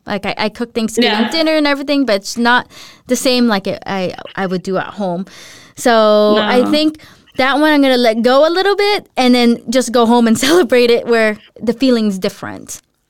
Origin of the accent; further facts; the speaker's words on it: United States; now in Denmark; I definitely feel like a tourist when I go in my home country. And I think I get more culture shocks when I go back to the U.S.